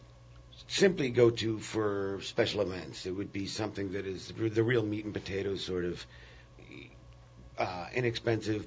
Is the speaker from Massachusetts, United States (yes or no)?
no; New York City, New York, United States; moved away as an adult; also born or lived in Brooklyn; now in New Orleans, United States; I'm actually originally from Manhattan, but I lived in Brooklyn for 13 years.